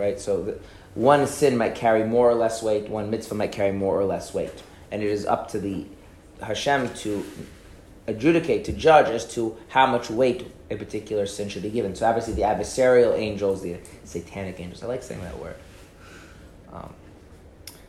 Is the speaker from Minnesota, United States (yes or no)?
yes; Minnesota, United States; I grew up in Minnesota.